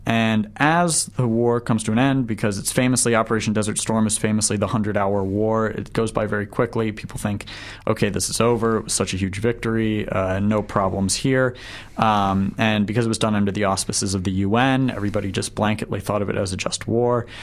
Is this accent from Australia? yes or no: no; right outside of Washington D.C., Virginia, United States; moved away as an adult; also born or lived in San Antonio, Texas; now in New Zealand; I grew up right outside of Washington D.C.